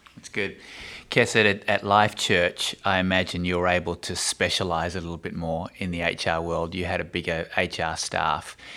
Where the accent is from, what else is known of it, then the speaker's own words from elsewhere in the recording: Australia; I'm Australian